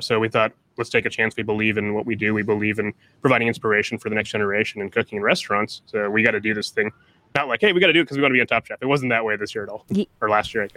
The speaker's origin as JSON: {"language": "English", "town": "Columbus", "region": "Ohio", "country": "United States", "tie": "born or raised there", "said": "when I grew up in Columbus"}